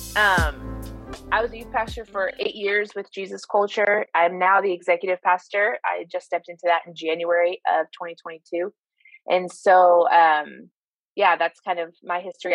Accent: Midwest, United States; moved away as an adult; now in Sacramento, United States; I grew up in the Midwest so followed that ministry to California

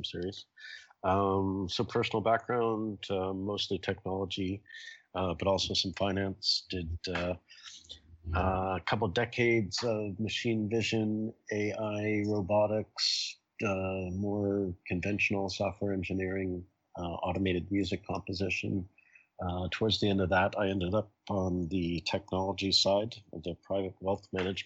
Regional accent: Toronto, Ontario, Canada; now in New York City, United States; I grew up in Toronto

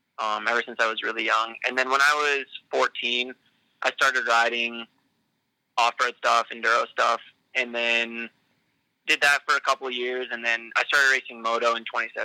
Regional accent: Kamloops, British Columbia, Canada; also born or lived in Coquitlam; Yeah, so I'm from Kamloops, BC. I actually just moved there not that long ago from Coquitlam, like the Vancouver area.

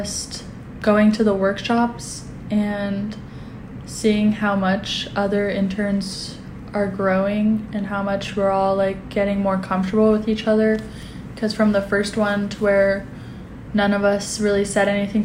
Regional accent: Anchorage, Alaska, United States; I grew up in Anchorage, Alaska

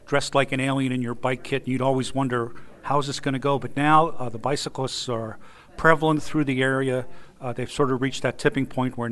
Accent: Pittsburgh, Pennsylvania, United States; I'm from Pittsburgh, Pennsylvania.

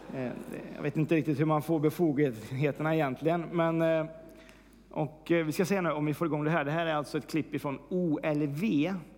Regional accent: Värmland, Sweden; moved away; Senast jag var hemma i Värmland

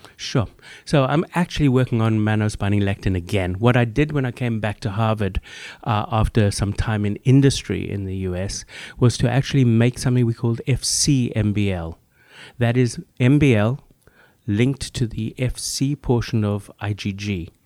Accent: South Africa; moved away as an adult; also born or lived in Namibia / London, United Kingdom; now in Boston, United States; growing up in Africa. I grew up further in Namibia, Southwest Africa

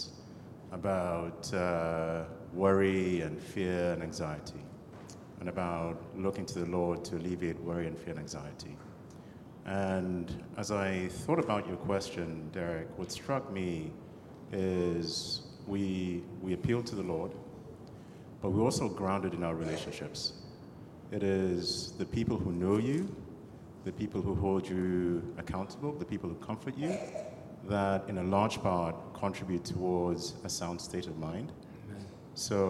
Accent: Kenya; moved away; Och is a childhood friend. We grew up in Kenya together

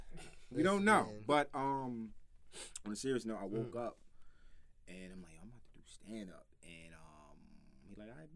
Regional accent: New York City, New York, United States; from the Bronx, like I'm from the Bronx

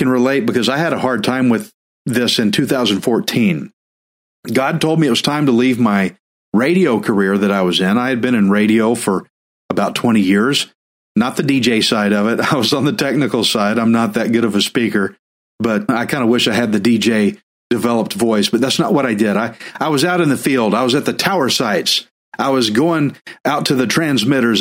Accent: Texas, United States; I'm Texan

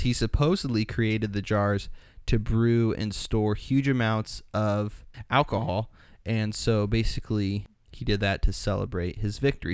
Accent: United States; I'm from, if you can't tell in my accent, I'm from the U S

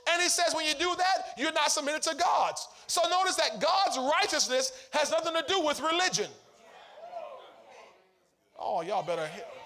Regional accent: Chicago, Illinois, United States; I'm from Chicago, and Chicago, this how we play in Chicago.

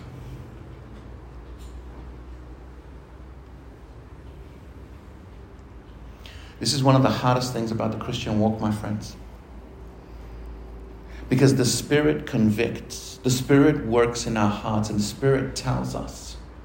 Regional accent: Argentina; now in Australia; Here in Australia, I'm Argentinian. Here in Australia, I'm Latino. Do you think in my country I'm any of those things? No. In Argentina, I'm Australian

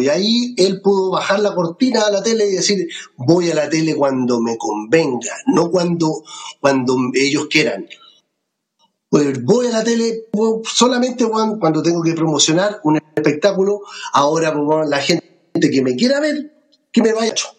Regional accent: Melipilla, Santiago Metropolitan Region, Chile; estoy en Melipilla, en mi tierra

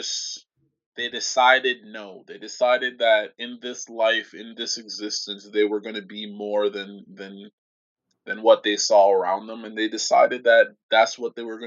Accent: Jamaica; moved away; I grew up in Jamaica country

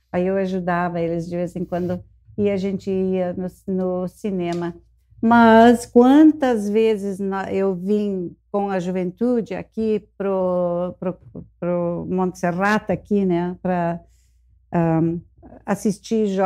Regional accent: Porto Alegre, Rio Grande do Sul, Brazil; eu me criei, por assim dizer, aqui em Porto Alegre, no Internato Concórdia. Uhum por oito anos, desde os 12 anos de idade até os 20, fiquei no internato Concórdia

